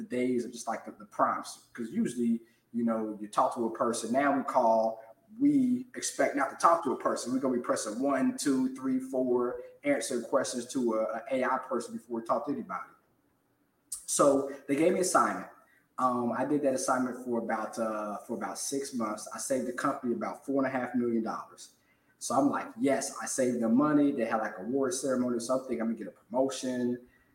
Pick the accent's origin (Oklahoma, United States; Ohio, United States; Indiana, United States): Ohio, United States; Cincinnati; moved away as an adult; also born or lived in Nashville, Tennessee / Jacksonville, Florida; I'm a certified financial planner, born and raised in Cincinnati.